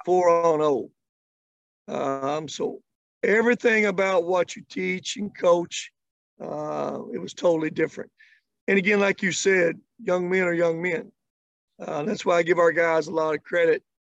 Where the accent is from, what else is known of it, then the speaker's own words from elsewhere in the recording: Kentucky, United States; I grew up in Kentucky. Uh, I grew up just not in Kentucky, but out in the country.